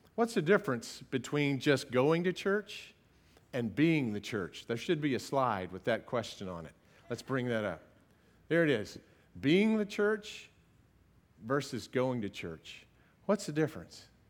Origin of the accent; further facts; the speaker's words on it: United States; I'm such an American